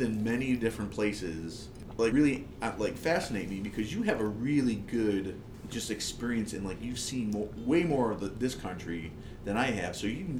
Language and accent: English; Buffalo, New York, United States; moved away; are you guys from Buffalo? I was like, yeah.